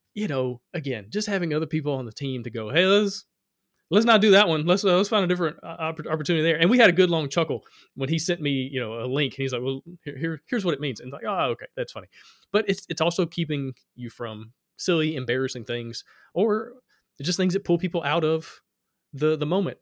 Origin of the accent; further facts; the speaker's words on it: Alabama, United States; I come from Alabama.